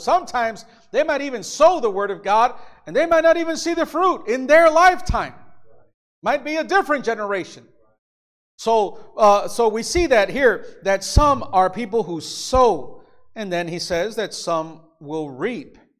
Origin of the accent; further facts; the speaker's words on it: Illinois, United States; also born or lived in Mexico; I was born in Illinois, so I'm American, but I became a Mexican citizen. I, I have Mexican parents